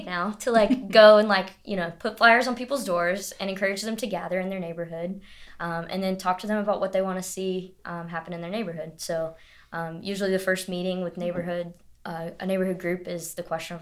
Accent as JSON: {"language": "English", "town": "Greensboro", "region": "North Carolina", "country": "United States", "tie": "born or raised there", "moved": "as an adult", "lives_now": "Marion, United States", "said": "I grew up in a bigger city. Like I like my city that I grew up in Greensboro"}